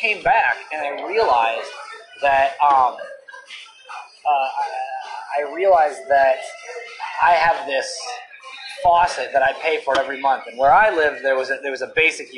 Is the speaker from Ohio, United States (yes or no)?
yes; Toledo, Ohio, United States; I'm from Toledo, Ohio